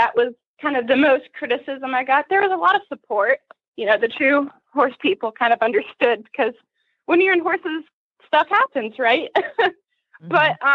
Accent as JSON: {"language": "English", "town": "Atlanta", "region": "Georgia", "country": "United States", "said": "I'm from Atlanta, Georgia, a little bit north in Canton"}